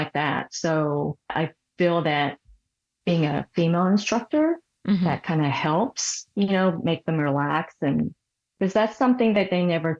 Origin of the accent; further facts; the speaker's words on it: Seoul, South Korea; moved away; I was born in Seoul, Korea